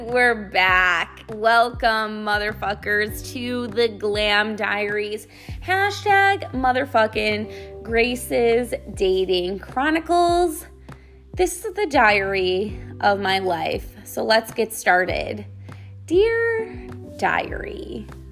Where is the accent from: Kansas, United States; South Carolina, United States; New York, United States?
New York, United States; Buffalo; now in Texas, United States; I'm from Buffalo, New York, so I am an absolute chicken wing fucking freak, okay? We are the inventors of chicken wings